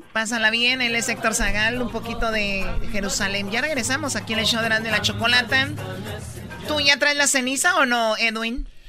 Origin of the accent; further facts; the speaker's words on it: Tepatitlán, Jalisco, Mexico; yo soy de Tepatitlán y ahí está el Señor de la Misericordia